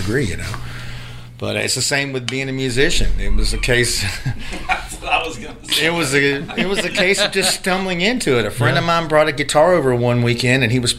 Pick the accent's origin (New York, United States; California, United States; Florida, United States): Florida, United States; area 30 miles northwest of Port St. Joe; also born or lived in Port St. Joe, Florida; I'm originally born in Port St. Joe, which is 30 miles right southeast of here, but grew up my entire life here